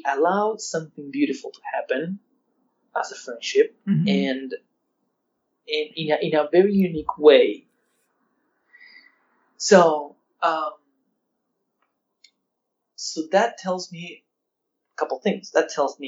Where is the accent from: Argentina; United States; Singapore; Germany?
Argentina; I'm from Argentina